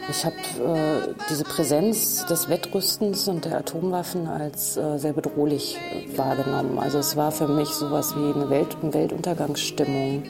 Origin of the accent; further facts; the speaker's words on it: Germany; also born or lived in Kassel / Göttingen; ich bin 1968 geboren und meine Jugend habe ich in Kassel und Göttingen verbracht